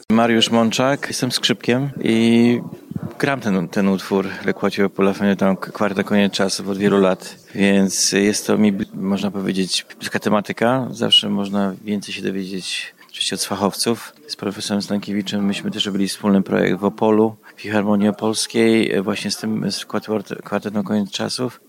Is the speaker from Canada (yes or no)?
yes; Canada; ja też jestem Kanadyjczykiem